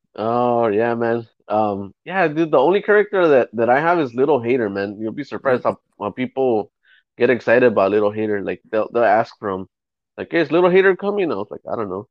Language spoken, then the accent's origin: English; Los Angeles, California, United States; I'm from East